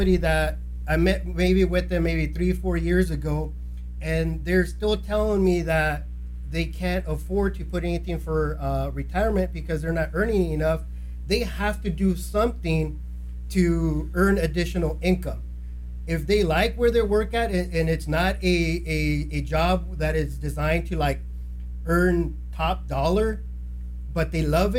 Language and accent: English; Fillmore, California, United States; I grew up in Fillmore